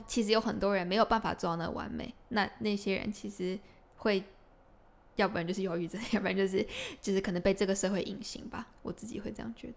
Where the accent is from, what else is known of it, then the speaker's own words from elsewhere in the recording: Taiwan; 我们台湾的热情就是会多很多